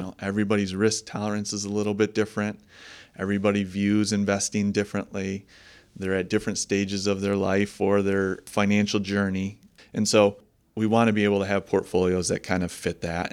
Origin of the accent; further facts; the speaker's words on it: Holland, Michigan, United States; I was born and raised in Holland, uh, Michigan. and still, uh, raising the family here.